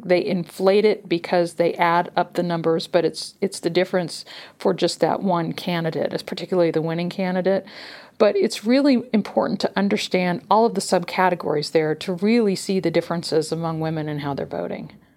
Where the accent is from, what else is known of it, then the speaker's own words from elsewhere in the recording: California, United States; my home state of California